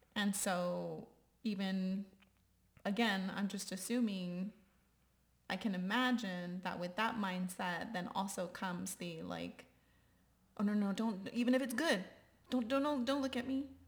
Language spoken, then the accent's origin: English; Texas, United States; I always say generation Texan